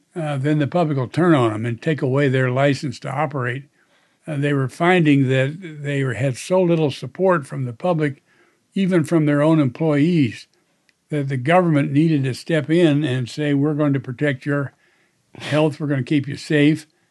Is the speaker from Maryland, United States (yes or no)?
no; Indiana, United States; my home state of Indiana